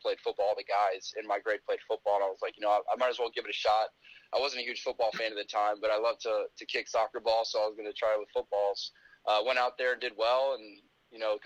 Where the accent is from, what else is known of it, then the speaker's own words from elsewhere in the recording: Decatur, Georgia, United States; I'm from Decatur, Georgia. Grew up a Georgia Tech basketball fan